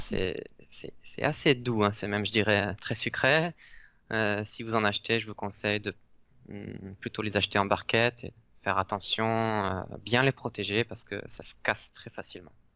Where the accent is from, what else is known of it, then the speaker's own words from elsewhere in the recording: Pertuis, Provence-Alpes-Côte d'Azur, France; moi je suis originaire de Pertuis, qui est à côté d'Avignon